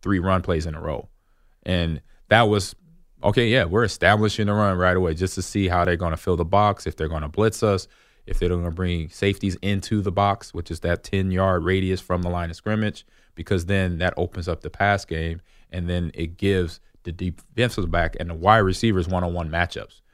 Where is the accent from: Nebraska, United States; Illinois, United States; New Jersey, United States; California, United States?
Nebraska, United States; Omaha; I got to play in my hometown. It was, I played for the Omaha Nighthawks